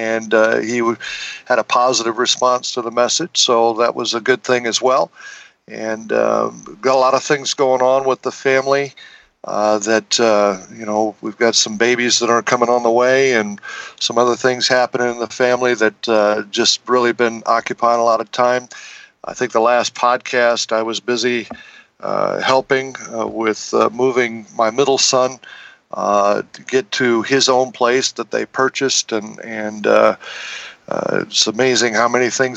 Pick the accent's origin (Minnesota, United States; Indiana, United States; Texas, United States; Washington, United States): Indiana, United States; Northwest; I was raised in Northwest Indiana.